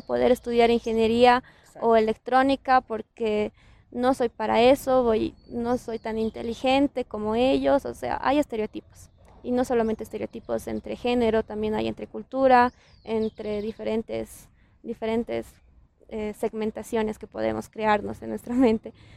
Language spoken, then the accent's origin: Spanish; Bolivia